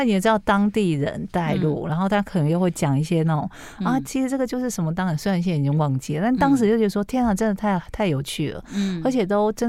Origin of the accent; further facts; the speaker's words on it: Kaohsiung, Taiwan; 因为我是高雄人嘛